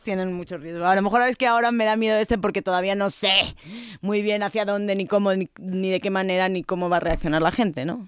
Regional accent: Madrid, Community of Madrid, Spain; accent: chulesco madrileño; moved away as an adult; now in Mexico City, Mexico; soy madrileña y tengo un deje muy chulesco como buena madrileña

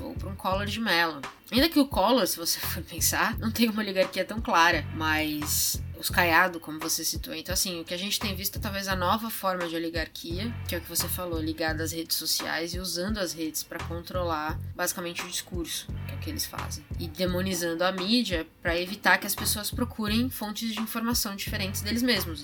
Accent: São Paulo, Brazil; minha própria educação como paulista

